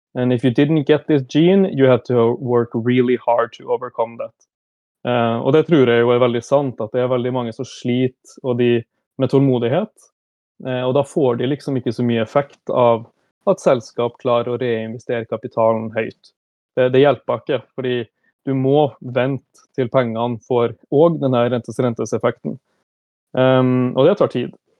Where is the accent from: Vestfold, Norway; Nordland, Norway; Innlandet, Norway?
Nordland, Norway; Brønnøysund; moved away as an adult; also born or lived in Stockholm, Sweden; now in Oslo, Norway; jeg kommer fra Brønnøysund, selv om jeg hadde mine første åtte år i Stockholm